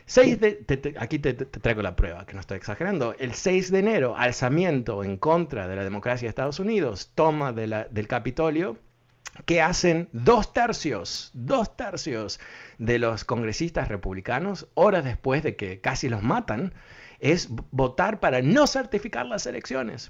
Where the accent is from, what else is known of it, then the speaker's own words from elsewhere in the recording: Uruguay; yo soy uruguayo